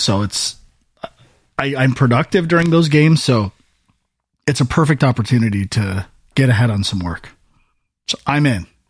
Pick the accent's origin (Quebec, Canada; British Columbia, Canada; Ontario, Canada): Ontario, Canada; Welland; I'm from Welland